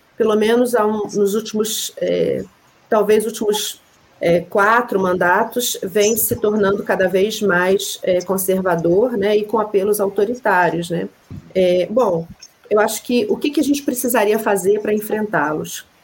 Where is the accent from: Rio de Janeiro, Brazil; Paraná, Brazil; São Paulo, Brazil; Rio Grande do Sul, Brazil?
Rio de Janeiro, Brazil; also born or lived in Minas Gerais; now in Juiz de Fora, Brazil; eu sou cria de Realengo